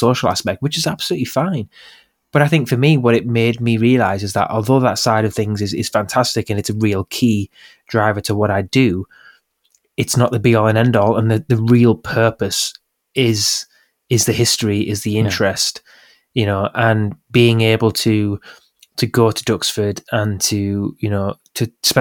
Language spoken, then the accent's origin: English; Middlesbrough, North East England, United Kingdom; Captain Cook was from my hometown